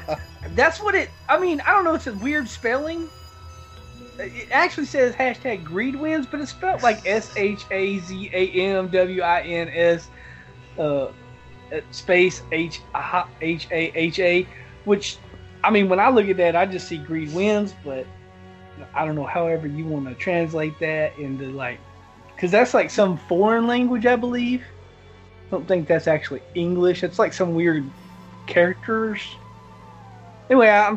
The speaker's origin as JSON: {"language": "English", "region": "the South", "country": "United States", "said": "I'm from the South"}